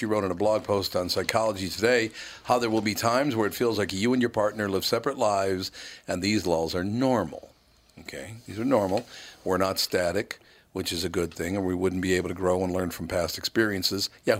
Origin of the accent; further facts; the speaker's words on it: Chicago, Illinois, United States; born there; Well, I was born in Chicago.